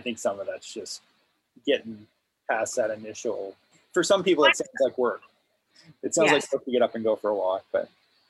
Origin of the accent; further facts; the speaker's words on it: Miramichi, New Brunswick, Canada; we grew up in Miramichi